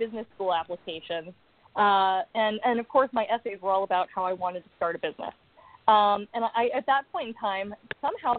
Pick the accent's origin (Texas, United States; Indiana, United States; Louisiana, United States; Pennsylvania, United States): Texas, United States; Austin; now in Los Angeles, United States; I grew up in Austin, Texas, which is my favorite place on earth